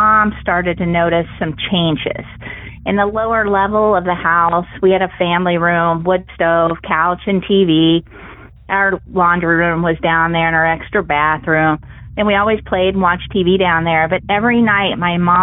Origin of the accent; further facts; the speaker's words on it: Columbus, Ohio, United States; I'm from Ohio